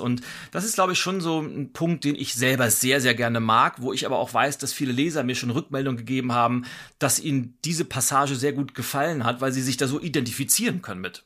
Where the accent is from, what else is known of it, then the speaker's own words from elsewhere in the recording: Lübeck, Schleswig-Holstein, Germany; moved away as an adult; now in Berlin, Germany; Ich äh, bin gebürtig nordisch bei Nature, bin in Lübeck geboren, lebe aber seit über 20 Jahren in Berlin. Also Berlin ist meine, mein Zuhause und äh, Schleswig-Holstein ist so meine Heimat